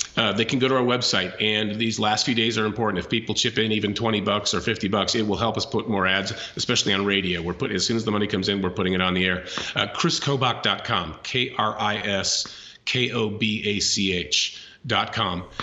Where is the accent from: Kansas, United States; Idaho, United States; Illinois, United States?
Kansas, United States; my home state